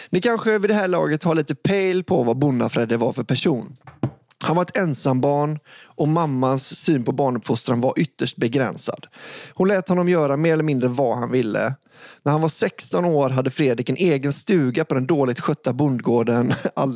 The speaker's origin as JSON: {"language": "Swedish", "region": "Västra Götaland", "country": "Sweden", "tie": "born or raised there", "said": "I den lilla orten där jag växte upp utanför Göteborg fanns en skola som alla samhällets barn gick i."}